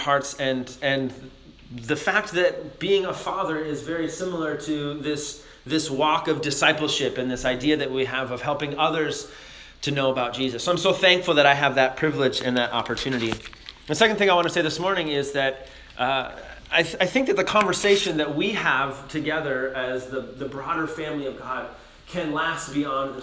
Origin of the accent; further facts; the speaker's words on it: Minnesota, United States; moved away; I'm from Minnesota originally